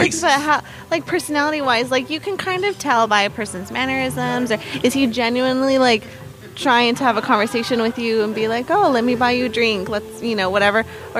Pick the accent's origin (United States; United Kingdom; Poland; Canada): United States; Salinas, California; I'm from Salinas, obviously.